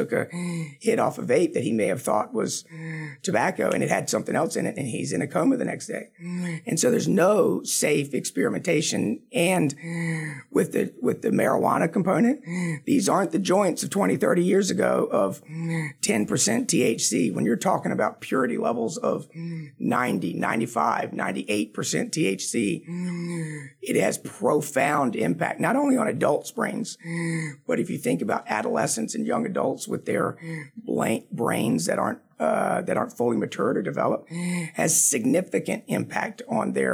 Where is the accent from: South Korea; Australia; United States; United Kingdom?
United States; Manteo, North Carolina; when I was 18 years old, growing up in Roanoke Island, that small town of Mania